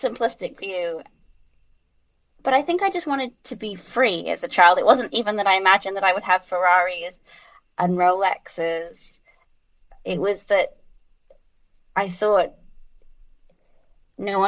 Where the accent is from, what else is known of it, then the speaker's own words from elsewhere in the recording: London, United Kingdom; moved away as an adult; also born or lived in United States; I was raised in London